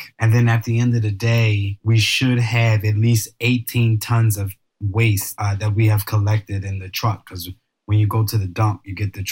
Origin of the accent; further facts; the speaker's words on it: Philadelphia, Pennsylvania, United States; I am from North Philadelphia